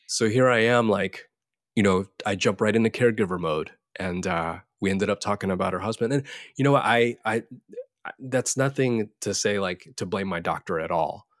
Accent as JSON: {"language": "English", "region": "Florida", "country": "United States", "tie": "born or raised there", "said": "I'm Korean American, uh, born and raised in the U S in good old Florida."}